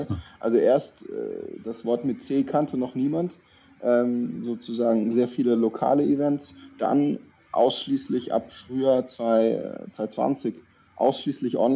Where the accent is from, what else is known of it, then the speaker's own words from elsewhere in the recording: Baden-Württemberg, Germany; ich komme aus der Nähe von Würzburg. {S0} Okay. {S1} Ähm, Badisch-Sibirien, also bei Tauberbischofsheim ist es äh, badische Seite, aber ja, wir haben so ein paar Wörter oder so ein paar Anlehnungen auch ans Fränkische oder ans Bayerische.